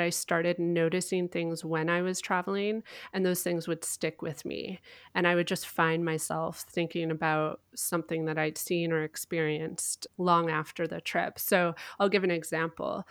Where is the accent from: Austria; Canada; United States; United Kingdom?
Canada; I am Canadian